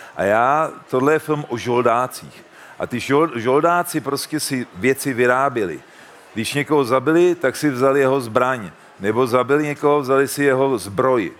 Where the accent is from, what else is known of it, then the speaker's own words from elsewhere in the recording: Czechia; u nás v Čechách